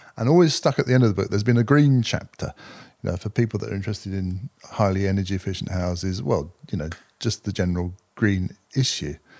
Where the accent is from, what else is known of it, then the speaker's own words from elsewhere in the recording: Cambridge, East of England, United Kingdom; I was working in a small development business in Cambridge, my hometown. I've always been based in Cambridge.